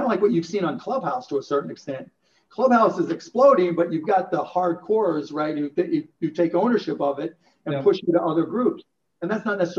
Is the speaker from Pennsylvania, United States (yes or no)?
yes; Pittsburgh, Pennsylvania, United States; I grew up in Pittsburgh